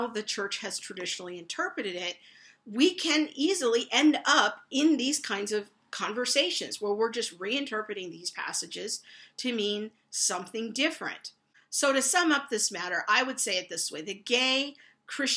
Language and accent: English; United States; as American evangelicals